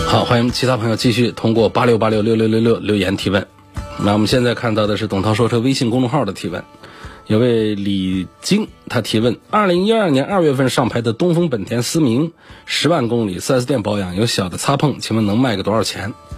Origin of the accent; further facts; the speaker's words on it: China; 积碳几乎是像我们中国人得胃病一样的